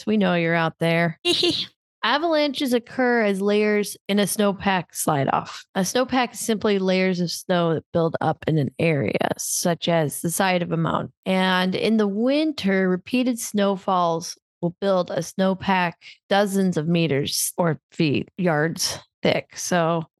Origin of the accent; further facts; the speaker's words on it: Iowa, United States; growing up in Iowa, not around mountains or hills